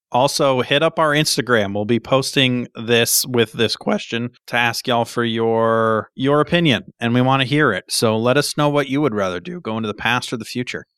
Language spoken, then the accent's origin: English; New Hampshire, United States; I'm from New Hampshire